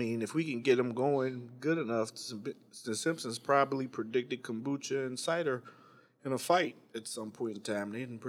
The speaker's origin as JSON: {"language": "English", "region": "Midwest", "country": "United States", "said": "I mean, I'm from the Midwest as well, so I didn't know like a bunch of tan kids"}